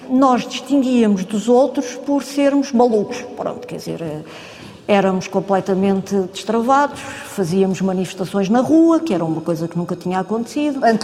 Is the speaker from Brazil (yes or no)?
no; Angola; born there; Sim, eu nasci, nasci em Angola, meu pai era do quadro administrativo